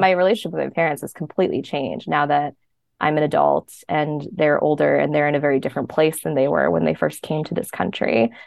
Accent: Bergen County, northern New Jersey, United States; moved away as an adult; also born or lived in Queens, New York; now in New York City, United States; I grew up in Bergen County in northern New Jersey.

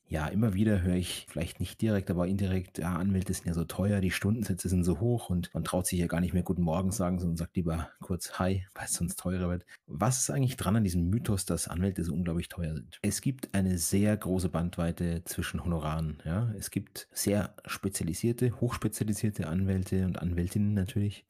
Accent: Germany; bei uns in Deutschland

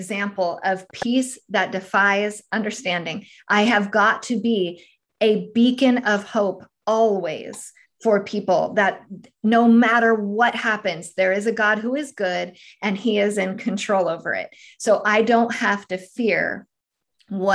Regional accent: California, United States; moved away as an adult; now in Tennessee, United States; I'm actually originally from California

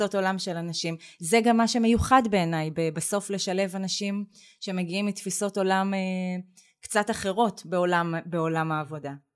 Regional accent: Beersheba, Southern District, Israel; moved away; אני גדלתי בבאר שבע בשנים שהיא עוד נחשבה פריפריה

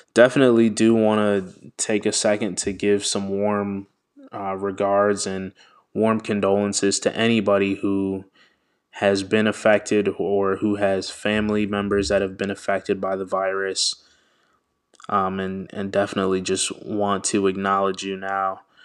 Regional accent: Washington, District of Columbia, United States; I am Nigerian American, born in Washington, D C.

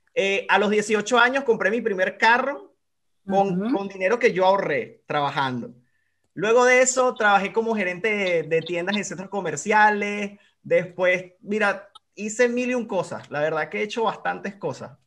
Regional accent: Venezuela; moved away as an adult; yo por ejemplo en Venezuela, antes de emigrar, siempre eh, fui como de trabajar por mi cuenta

